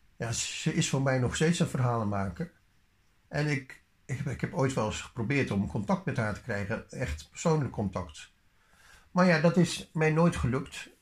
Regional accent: Netherlands; we zijn geen Engelse mensen, we zijn Nederlanders

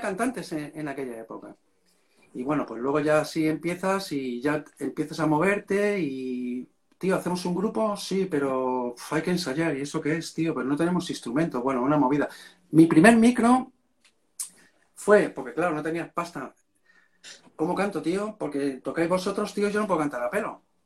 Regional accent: Madrid, Community of Madrid, Spain; yo soy de Vallecas, tío, ¿sabes? Y, entonces allí Vallecas, en la época que a mí me tocó vivir, era un barrio chungo

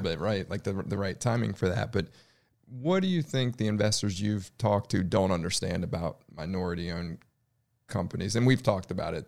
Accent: United States; now in Charlotte, United States; I grew up in the Washington, D C suburbs

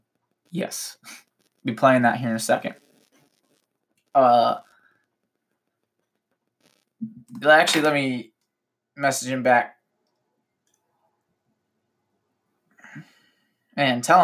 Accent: Ohio, United States; We're from Ohio

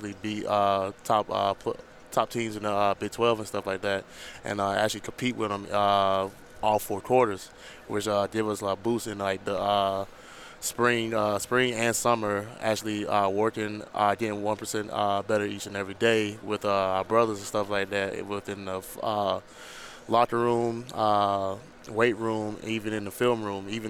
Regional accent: Barnwell, South Carolina, United States; moved away as an adult; now in Lawrence, Kansas, United States; back at my hometown in Barnwell

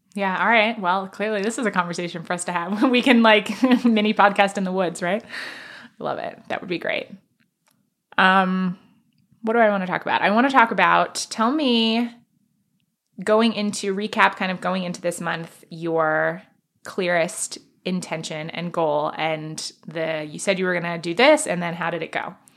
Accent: New York City, New York, United States; I grew up in Manhattan

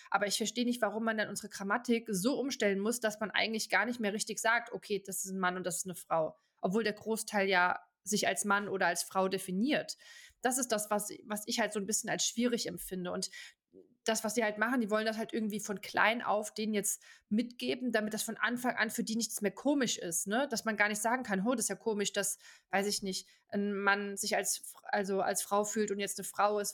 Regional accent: Germany; moved away as an adult; now in Switzerland; als Deutscher

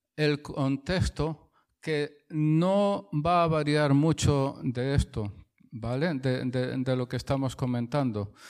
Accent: Spain; soy español

